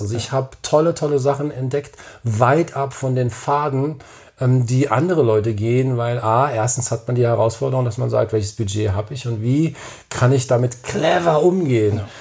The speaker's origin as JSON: {"language": "German", "town": "Frankfurt", "region": "Hesse", "country": "Germany", "tie": "born or raised there", "said": "in meiner Heimatstadt"}